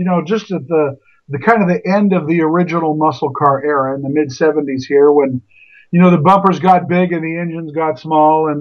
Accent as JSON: {"language": "English", "country": "United States", "tie": "born or raised there", "said": "I'm all American. Mm-hmm. Although very much of Russian and Romanian descent beyond my parents. But I'm born here and a very proud American"}